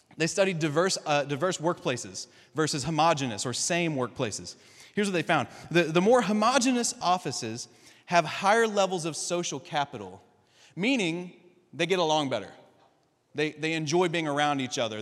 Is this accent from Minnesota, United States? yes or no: no; Kentucky, United States; we're all from Kentucky, we're all from the South, we're all a bunch of rednecks.